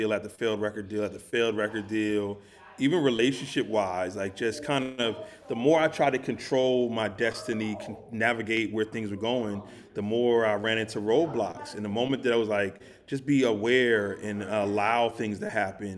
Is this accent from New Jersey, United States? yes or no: yes; New Jersey, United States; I grew up in New Jersey. I grew up a hip-hop kid